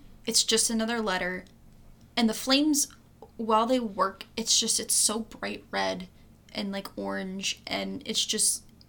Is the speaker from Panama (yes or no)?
no; Michigan, United States; we're from Michigan